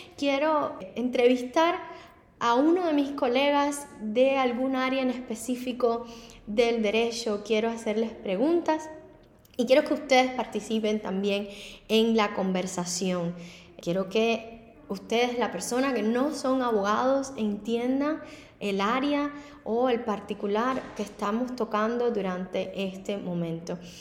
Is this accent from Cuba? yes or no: yes; Havana, Cuba; moved away as an adult; now in Miami, United States; Anteriormente había sido abogada en La Habana, en Cuba, y a la escuela de derecho dos veces